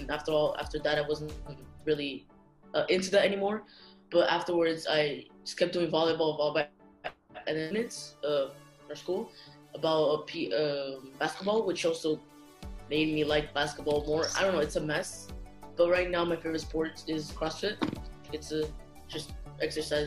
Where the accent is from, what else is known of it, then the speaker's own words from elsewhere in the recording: Luanda, Luanda Province, Angola; I'm originated from Angola, Luanda, Angola. I've been here my whole life, honestly.